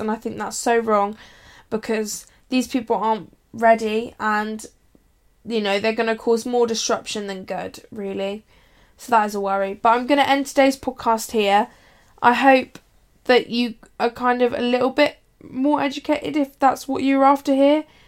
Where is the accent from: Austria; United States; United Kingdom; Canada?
United Kingdom